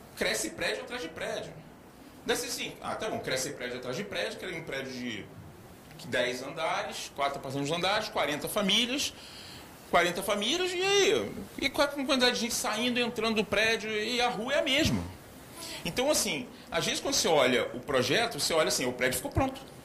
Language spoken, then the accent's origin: Portuguese; Gaúcho, Rio Grande do Sul, Brazil; also born or lived in Rio de Janeiro; eu sou gaúcho, quase cariúcho